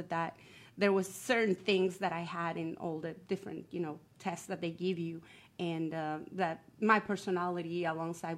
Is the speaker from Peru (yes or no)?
no; Guatemala; moved away as an adult; now in United States; I'm originally from Guatemala, and I actually went to school to the Francisco Marroquin University